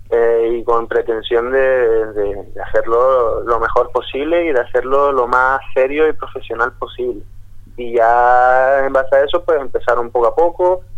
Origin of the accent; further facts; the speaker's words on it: Gran Canaria, Canary Islands, Spain; Gran Canaria, donde soy yo